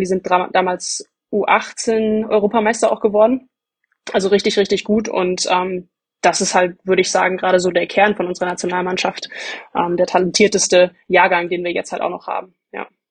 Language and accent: German; Bamberg, Bavaria, Germany; Ich komme aus Bamberg